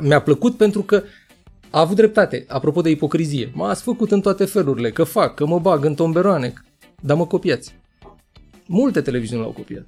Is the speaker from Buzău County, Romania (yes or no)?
yes; Buzău, Buzău County, Romania; m-am născut și lângă în Buzău, acolo unde avem vulcanii noroiești.